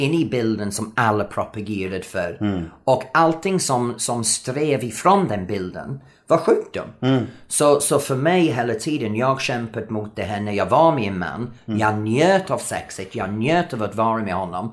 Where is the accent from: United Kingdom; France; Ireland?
United Kingdom; England; Swedish is a second language; moved away as an adult; now in Sweden; Jag som engelsman har haft så svårt att lära mig svenska